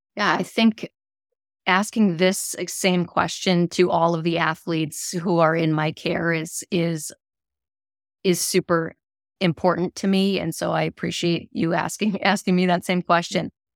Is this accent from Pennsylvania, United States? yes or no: no; Rochester, Minnesota, United States; growing up in my hometown, how, hometown of Rochester, Minnesota